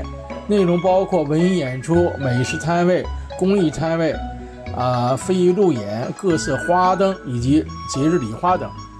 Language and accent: Chinese; China; moved away as an adult; now in New Zealand; 作为一个中国人，在海外传承中华文化是我一生的追求，义不容辞的使命，责无旁贷的担当。三十多年来，每到中国传统节日到来之际，我都向新西兰本地的洋人和少数族裔朋友们介绍每一个中国传统节日的背景